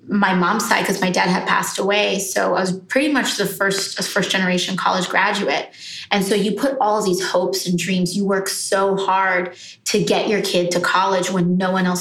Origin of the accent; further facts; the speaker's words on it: New York City, New York, United States; I was born in the Bronx to two really working class parents